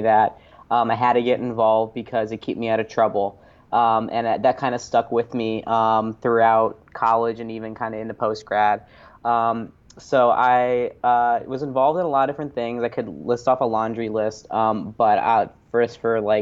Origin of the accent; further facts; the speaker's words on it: Massillon, Ohio, United States; moved away as an adult; also born or lived in Ithaca, New York; I'm originally from Massillon, Ohio, which is a small town